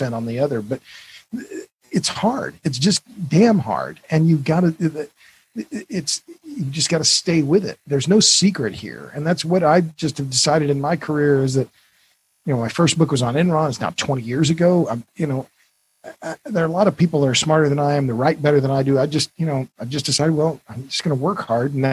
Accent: Tulsa, Oklahoma, United States; I'm from Oklahoma. Tulsa's my hometown.

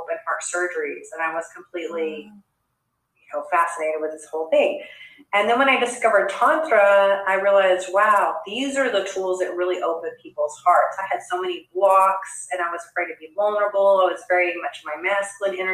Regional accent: Texas, United States; I grew up in Texas

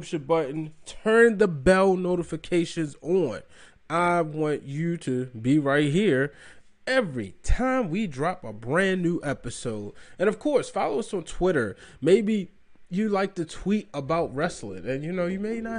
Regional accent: Baltimore, Maryland, United States; my hometown of Baltimore, Maryland

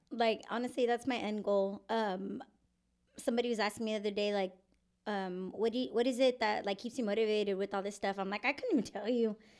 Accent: San Antonio, Texas, United States; I am born and raised in San Antonio. I left for a few years, and then I came back

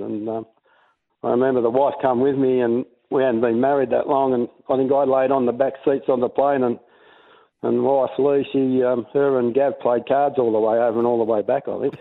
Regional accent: Mornington, Victoria, Australia; I was born in Mornington. We had a bit of a farm down there

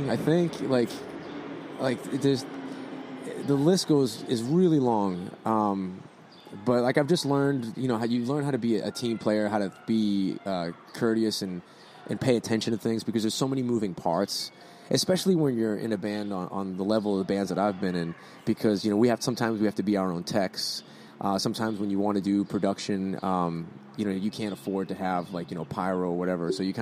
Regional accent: Boston, Massachusetts, United States; accent: Boston; My Boston accent isn't as strong as it used to be because of all the talking I've had to do.

